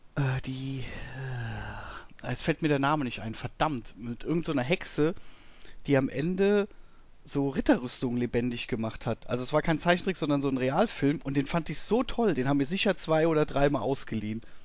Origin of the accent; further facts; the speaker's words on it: near Münster, North Rhine-Westphalia, Germany; bei uns äh, ein Ort weiter war eine Videothek in Münster